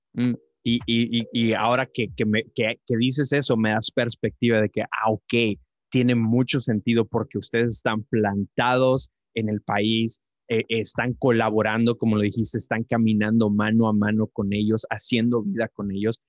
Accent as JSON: {"language": "Spanish", "region": "Tamaulipas", "country": "Mexico", "tie": "born or raised there", "moved": "yes", "lives_now": "El Paso, United States", "said": "Yo, yo crecí en, en, Tamaulipas, yo crecí en Tamaulipas, mi esposa y yo vivimos ahorita en El Paso, Texas"}